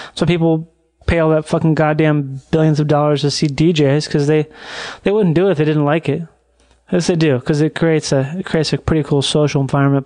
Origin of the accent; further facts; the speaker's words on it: Rochester, Minnesota, United States; growing up in Rochester, Minnesota